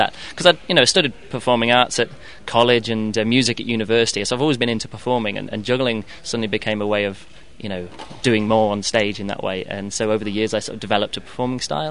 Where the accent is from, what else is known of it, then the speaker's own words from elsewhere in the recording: England, United Kingdom; moved away as an adult; now in Berlin, Germany; I'm from England, but I live in Berlin, in Germany